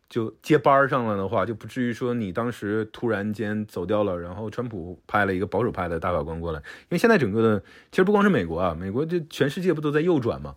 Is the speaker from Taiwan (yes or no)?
no; Shenyang, Liaoning, China; 小的时候在东北